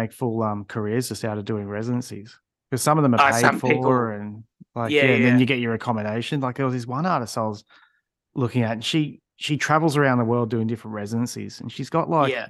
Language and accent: English; Melbourne, Victoria, Australia; moved away as an adult; now in central Australia; I'm from Melbourne. But I always move around a lot in my life.